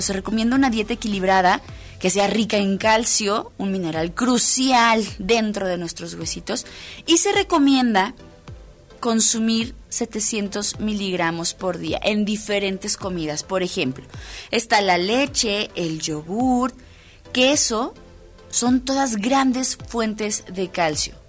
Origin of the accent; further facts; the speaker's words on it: Mexico; a muchos mexicanos nos encantan